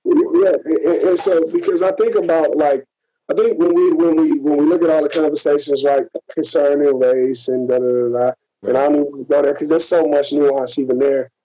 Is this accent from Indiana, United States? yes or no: yes; Gary, Indiana, United States; I'm from Gary. I'm right outside of Chicago.